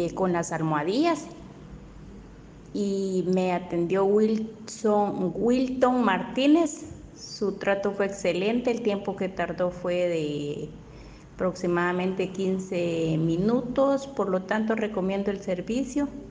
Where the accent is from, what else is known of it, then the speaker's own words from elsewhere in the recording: Guatemala; Soy del país de Guatemala, Centroamérica.